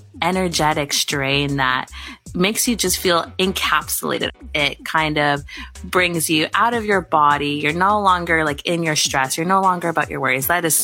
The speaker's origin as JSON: {"language": "English", "country": "Canada", "said": "As a Canadian"}